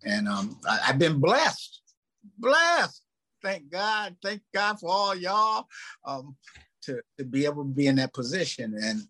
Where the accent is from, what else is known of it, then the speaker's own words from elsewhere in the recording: Minneapolis, Minnesota, United States; growing up in Minneapolis, and you know, Minneapolis was 1% Black back then, maybe a little higher